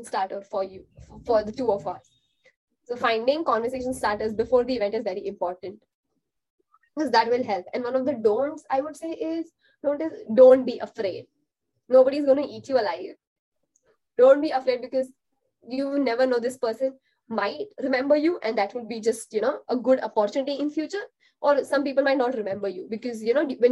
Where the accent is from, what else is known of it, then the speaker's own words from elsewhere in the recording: India; as an Indian